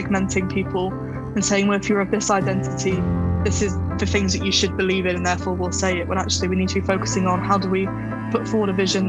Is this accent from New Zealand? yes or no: no; Somerset, South West England, United Kingdom; now in London, United Kingdom; I'm originally from Somerset. I now live in London.